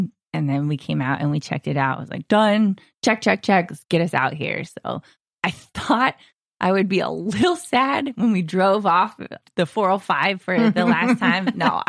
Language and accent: English; Long Beach, California, United States; moved away as an adult; also born or lived in Honolulu, Hawaii; now in Surf City, United States; I was born and raised in Long Beach, California.